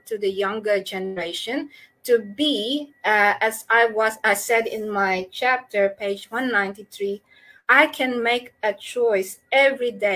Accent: Philippines; moved away as an adult; now in Australia; So I'm a doctor from the Philippines

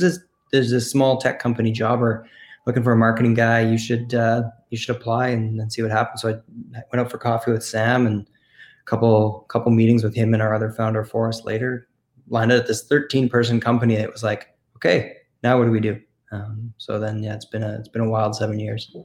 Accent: Canada; we're born and bred in Canada

